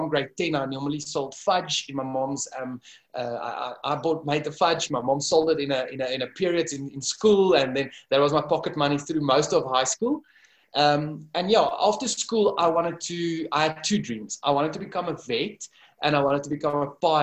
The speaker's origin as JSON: {"language": "English", "town": "Kempton Park", "region": "Gauteng", "country": "South Africa", "tie": "born or raised there", "also_born_or_lived": "Dubai", "said": "I was born and raised in Kempton Park, a small town here at the airport."}